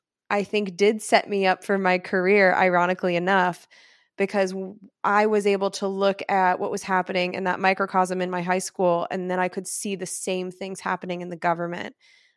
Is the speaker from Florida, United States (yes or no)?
no; Irvine, California, United States; also born or lived in Oakland; So I'm not really from Oakland, even though I did live there for the last 6 years. So that's not inaccurate. I have Oakland in my soul for sure. But I was raised in Irvine, which is a Republican, relatively rich area.